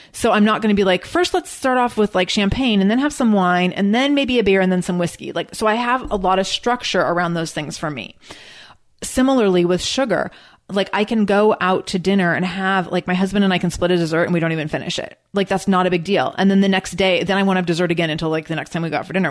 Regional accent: Seattle, Washington, United States; I'm from Seattle.

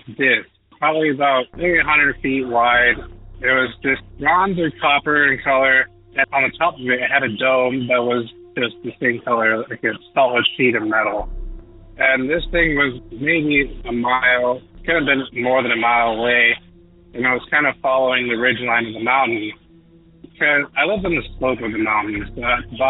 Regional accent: Lucerne Valley, California, United States; moved away as an adult; also born or lived in Riverside, California; now in Montana, United States; I was born in Southern California in the city of Riverside. When I was about 5 years old, we moved to this place called Lucerne Valley. And it's right below Big Bear, kind of in between Big Bear and Barstow. And there I lived for about 15 years.

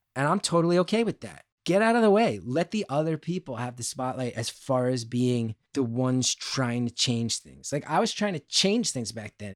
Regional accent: New Jersey, United States; born or raised there

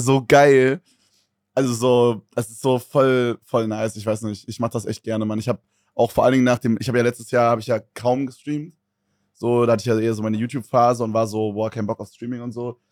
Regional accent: Berlin, Germany; Ich komme ja aus Berlin

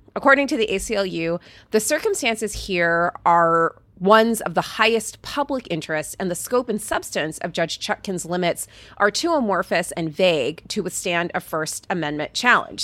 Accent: Fort Pierce, Florida, United States; I grew up in Fort Pierce.

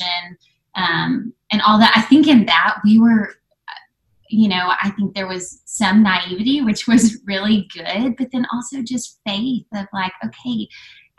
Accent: Waco, Texas, United States; we grew up in Waco, went to Baylor

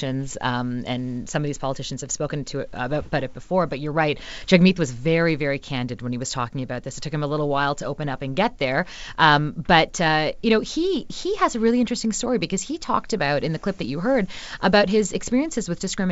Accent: Mississauga, Ontario, Canada; I grew up in Mississauga. That's now very multicultural. It's a suburb of Toronto.

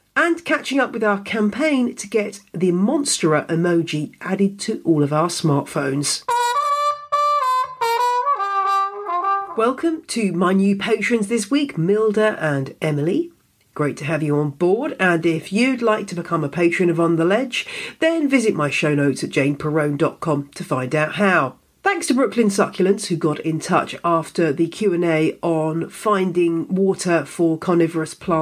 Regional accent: United Kingdom; being a Brit

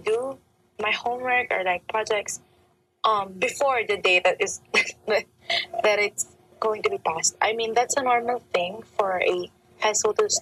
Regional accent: Philippines; I'm from the Philippines

